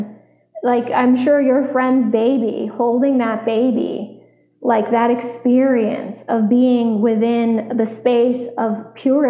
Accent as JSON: {"language": "English", "region": "Vermont", "country": "United States", "tie": "born or raised there", "said": "I grew up in Vermont, so I was outside 98% of my childhood"}